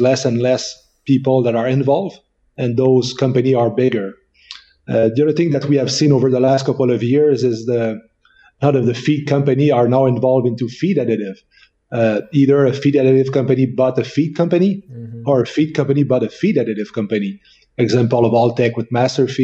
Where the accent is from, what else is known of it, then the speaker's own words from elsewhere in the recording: near Quebec City, Canada; accent: French; English is a second language; I'm a French Canadian, so from Quebec. So you recognize my French accent. So I was born and raised close to Quebec City.